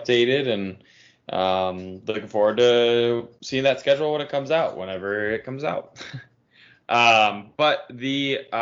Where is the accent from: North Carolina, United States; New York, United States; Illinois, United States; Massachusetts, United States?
Illinois, United States; I'm from Illinois